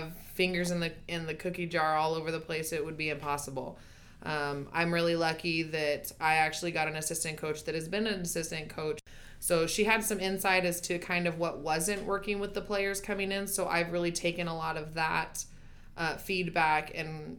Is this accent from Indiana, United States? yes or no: no; California, United States; moved away; I'm from California